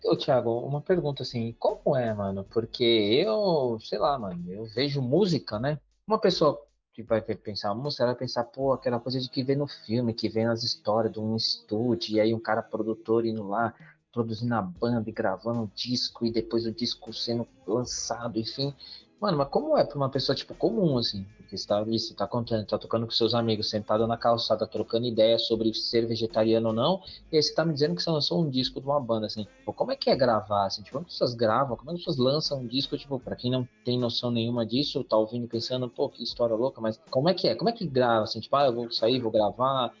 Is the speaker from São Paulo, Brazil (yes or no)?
yes; São Paulo, Brazil; sou do Jardim São Luís, do Capão